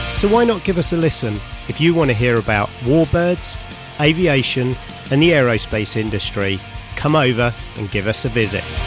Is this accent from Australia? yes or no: yes; Australia; moved away; also born or lived in United Kingdom; I lived in the UK, although I'm Australian, um, for 30 years